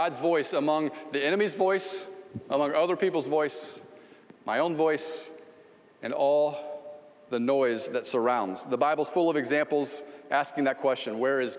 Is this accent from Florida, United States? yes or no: yes; Ocala, Florida, United States; Southeast 11th Street, little street in Ocala, Florida, and I grew up there.